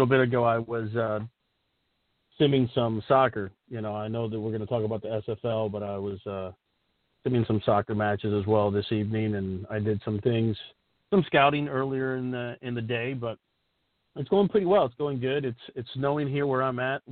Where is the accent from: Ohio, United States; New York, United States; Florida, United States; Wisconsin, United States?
Florida, United States; moved away as an adult; also born or lived in Cuba; now in Indiana, United States; I'm originally from Cuba, but I'm originally from Florida. I was there for a lot of years, and then we moved to Indiana